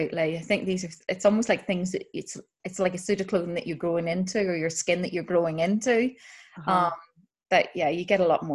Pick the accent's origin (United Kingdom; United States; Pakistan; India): United Kingdom; Northern Ireland; moved away; growing up in Northern Ireland